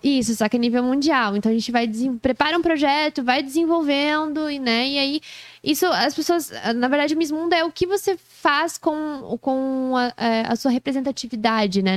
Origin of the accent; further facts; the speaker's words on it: Joinville, Santa Catarina, Brazil; sou joinvilense raiz